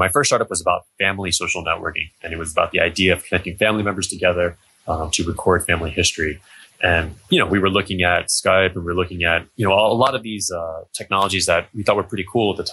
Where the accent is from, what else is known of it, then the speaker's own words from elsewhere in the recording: near the DC area, District of Columbia, United States; moved away as an adult; also born or lived in Europe; now in China; I'm an American. I grew up near the DC area